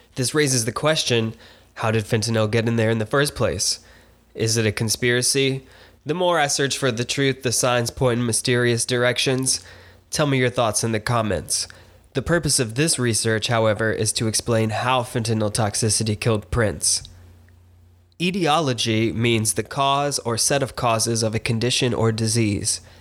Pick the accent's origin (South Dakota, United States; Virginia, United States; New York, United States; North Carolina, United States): North Carolina, United States; between Lenoir and Blowing Rock; moved away; visiting my hometown, driving three twenty-one north between Lenore and Blowing Rock, North Carolina